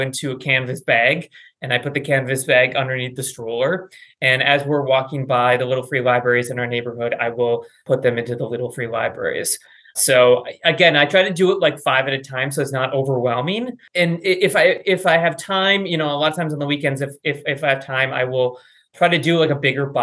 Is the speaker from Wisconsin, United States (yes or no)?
yes; Wisconsin, United States; I grew up in Wisconsin